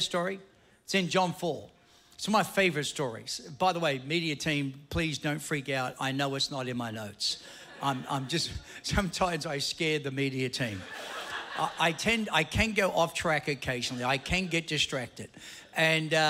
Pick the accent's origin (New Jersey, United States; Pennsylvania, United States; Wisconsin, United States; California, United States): New Jersey, United States; Ridgefield Park; moved away; also born or lived in Queens, New York; my parents saw the light and we moved to Ridgefield Park, Teaneck Road